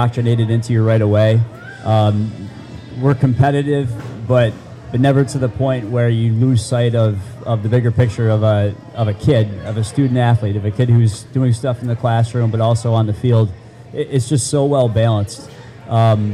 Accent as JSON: {"language": "English", "town": "Tully", "region": "New York", "country": "United States", "tie": "born or raised there", "said": "I grew up in Tully"}